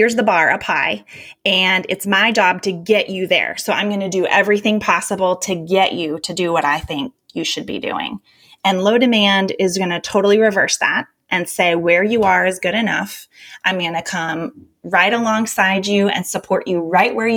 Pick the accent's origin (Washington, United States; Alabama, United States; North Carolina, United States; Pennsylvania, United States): North Carolina, United States; I was a sensitive kid growing up in North Carolina in the 80s